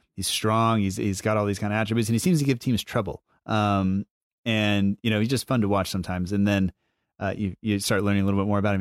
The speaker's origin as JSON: {"language": "English", "country": "United States", "said": "as an American fan"}